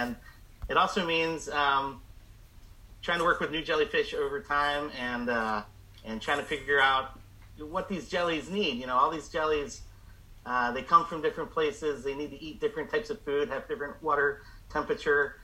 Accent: Chesapeake Bay area, United States; moved away as an adult; also born or lived in Catalina Island; now in Monterey, United States; I grew up in the Chesapeake Bay area and used to muck around in the marshes and in the wetlands

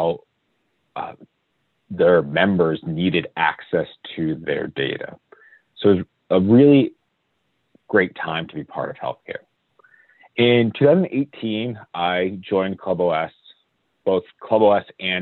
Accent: Connecticut, United States; I grew up in Connecticut

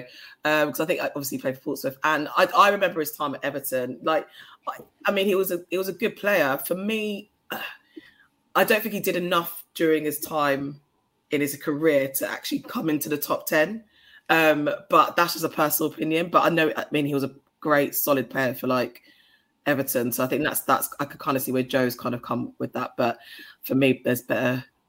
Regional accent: Ghana; You know, me being Ghanaian, everyone's going to naturally assume that.

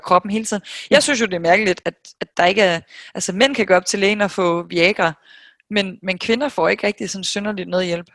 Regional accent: Denmark; moved away as an adult; also born or lived in New York, United States; her hjemme i Danmark, siden jeg kom hjem i marts

